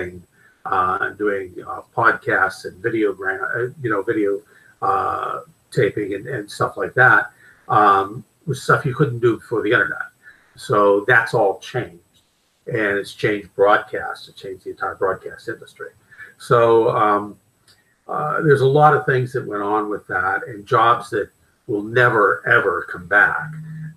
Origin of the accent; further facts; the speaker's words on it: Pittsburgh, Pennsylvania, United States; I grew up in Pittsburgh, Pennsylvania